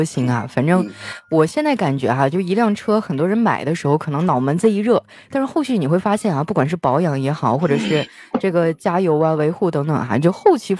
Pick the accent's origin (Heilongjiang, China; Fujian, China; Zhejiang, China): Heilongjiang, China; now in Shanghai, China; 我老家黑龙江的也很失落